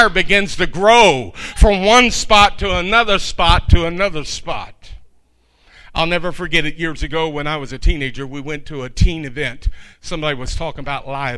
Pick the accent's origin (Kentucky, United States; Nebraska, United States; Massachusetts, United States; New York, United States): Kentucky, United States; Louisville; I was from Louisville, Kentucky, and there were buildings all over the place.